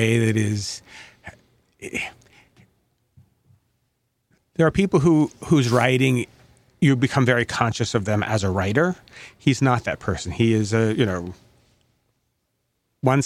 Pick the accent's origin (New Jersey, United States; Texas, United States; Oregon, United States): Oregon, United States; moved away; When I was growing up in Oregon